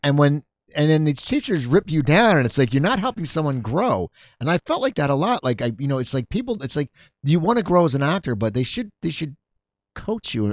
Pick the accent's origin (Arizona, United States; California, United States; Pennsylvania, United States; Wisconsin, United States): Pennsylvania, United States; near Philadelphia; I grew up, I grew up near Philadelphia